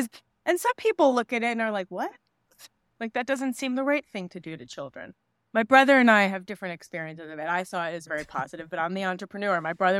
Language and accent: English; New York, United States; I grew up in New York.